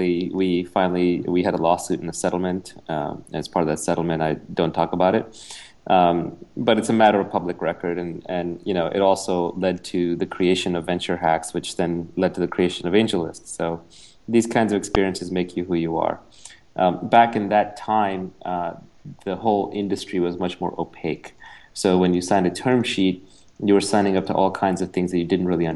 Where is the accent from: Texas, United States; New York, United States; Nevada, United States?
New York, United States; New York City; also born or lived in India; I was born in India, moved to New York with my family when I was 9, grew up in New York City